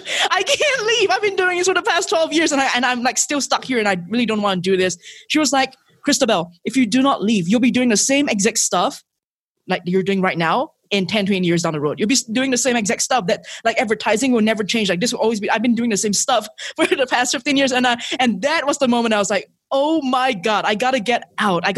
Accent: Singapore; moved away as an adult; now in Mexico; So I'm originally from Singapore. That's where I was born and raised

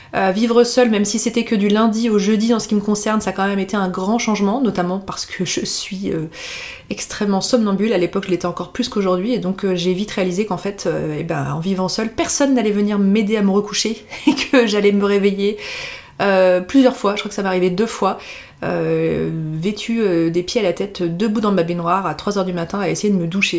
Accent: Annecy, Auvergne-Rhône-Alpes, France; moved away as an adult; also born or lived in Lyon; je suis donc originaire euh, d'Annecy

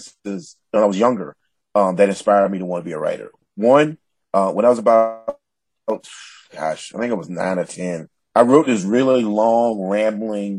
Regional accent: the South, United States; an African-American man from the South

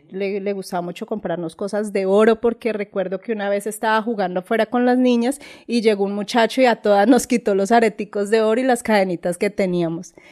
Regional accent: Ibagué, Tolima, Colombia; also born or lived in Neiva, Huila, Colombia; yo nací acá en Ibagué.

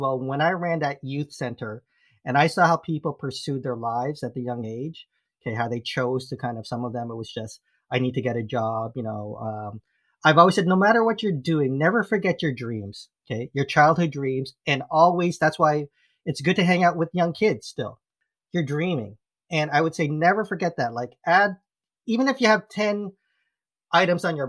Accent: Philippines; I'm Filipino

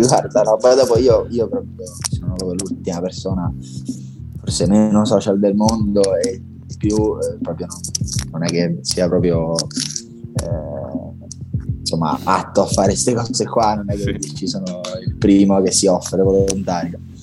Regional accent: Rome, Lazio, Italy; da buon romano

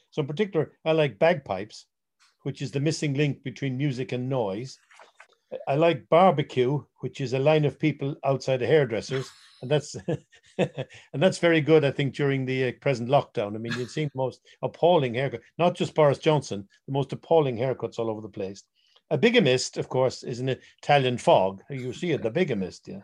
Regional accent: Ireland; being Irish

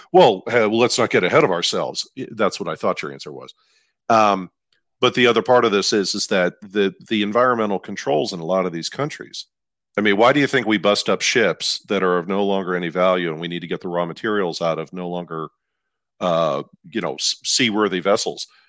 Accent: Midwest, United States; I'm from the Midwest

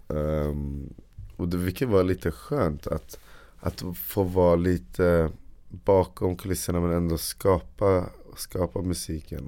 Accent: Uppsala, Uppsala County, Sweden; Jag är från Uppsala

